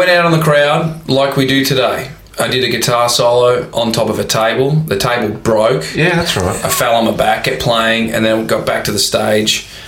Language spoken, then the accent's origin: English; Warrnambool, Victoria, Australia; also born or lived in Melbourne; We came from Warrnambool and then moved to Melbourne, and when we moved to Melbourne, you know, we were seen as we were like, who are these?